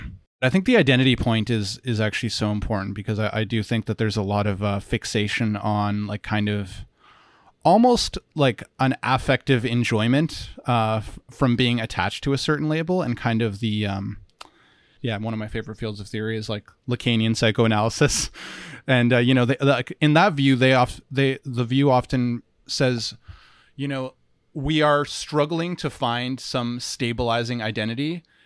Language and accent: English; Ottawa, Ontario, Canada; So then in the city that I grew up in Ottawa, there's a university